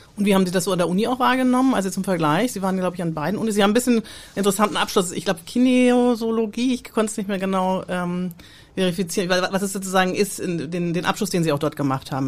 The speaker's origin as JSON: {"language": "German", "region": "Southern Germany", "country": "Germany", "said": "ich als Süddeutsche"}